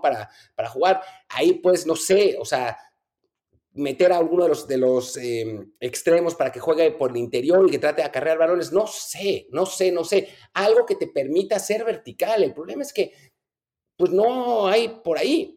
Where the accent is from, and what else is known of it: Mexico; moved away